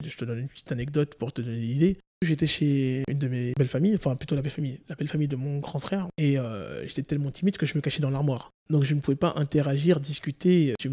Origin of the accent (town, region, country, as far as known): Guadeloupe; born or raised there